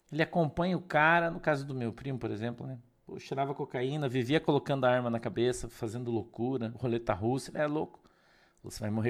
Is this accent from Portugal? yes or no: no; Curitiba, Paraná, Brazil; Não, Glazer, a gente é de Curitiba.